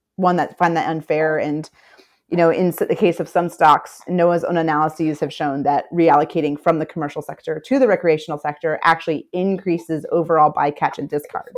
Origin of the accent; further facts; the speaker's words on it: Memphis, Tennessee, United States; moved away as an adult; also born or lived in St. Petersburg, Florida / Chattanooga, Tennessee / New Orleans, Louisiana; I was born and raised in Memphis, Tennessee, so I'm an inland girl